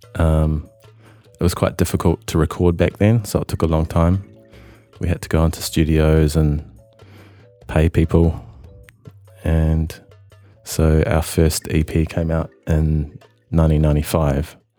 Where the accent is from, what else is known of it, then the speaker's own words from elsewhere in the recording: Christchurch, Canterbury, New Zealand; moved away as an adult; now in Melbourne, Australia; I come from Christchurch, which is in the South Island of New Zealand